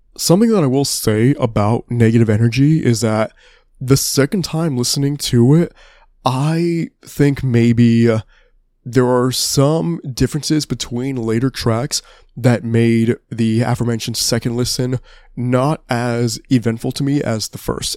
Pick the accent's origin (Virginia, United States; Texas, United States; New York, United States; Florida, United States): Texas, United States; my home state